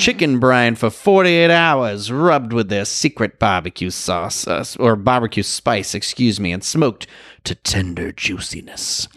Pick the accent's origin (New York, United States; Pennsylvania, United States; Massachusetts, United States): Massachusetts, United States; Boston; I'm from Boston.